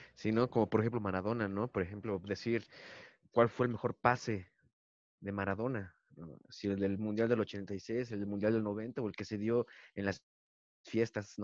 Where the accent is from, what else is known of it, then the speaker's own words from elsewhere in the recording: Toluca, State of Mexico, Mexico; somos comediantes de Toluca